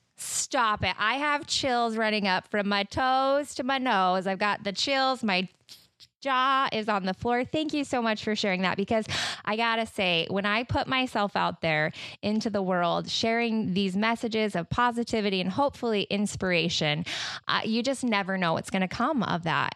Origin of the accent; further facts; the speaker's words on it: Utah, United States; now in Michigan, United States; I am originally from Utah.